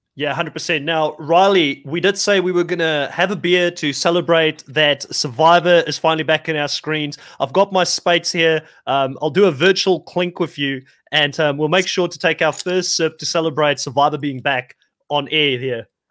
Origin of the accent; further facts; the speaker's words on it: South Africa; being a South African myself